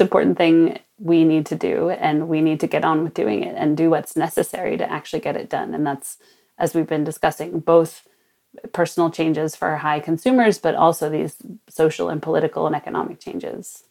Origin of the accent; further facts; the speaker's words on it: Sonoma, California, United States; also born or lived in New York; my hometown of Sonoma, north of San Francisco